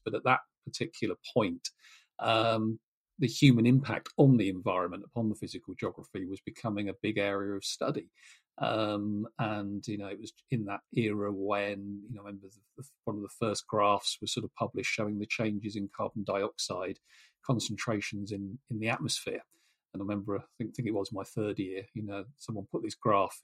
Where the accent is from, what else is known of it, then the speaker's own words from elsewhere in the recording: Norfolk, East of England, United Kingdom; as a kid growing up in Norfolk